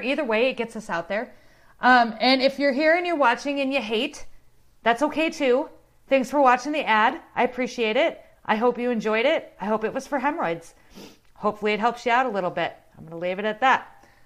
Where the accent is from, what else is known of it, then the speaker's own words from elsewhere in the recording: Southeast Ohio, United States; I'm from Southeast Ohio.